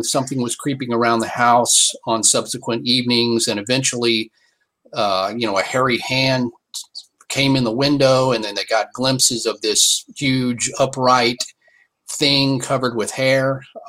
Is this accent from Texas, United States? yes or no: yes; near Fort Worth, Texas, United States; And I grew up near Fort Worth, Texas